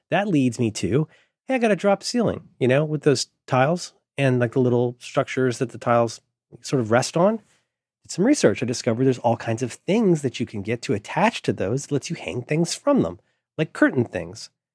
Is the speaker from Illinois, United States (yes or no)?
no; Florida, United States; now in San Francisco, United States; I grew up in Florida.